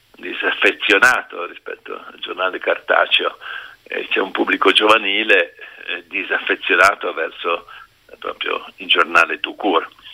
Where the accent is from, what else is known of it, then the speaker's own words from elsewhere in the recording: Trento, Trentino-Alto Adige, Italy; moved away; io da Trento